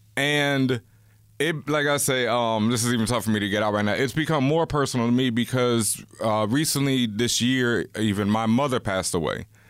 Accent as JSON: {"language": "English", "town": "Houston", "region": "Texas", "country": "United States", "tie": "born or raised there", "said": "I grew up in Houston, Texas, and Houston back then was very segregated"}